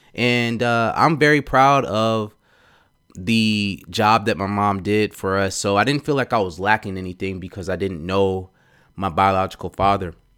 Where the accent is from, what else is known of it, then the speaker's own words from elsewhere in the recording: Atlanta, Georgia, United States; I grew up in Atlanta, so I say y'all. I talk slow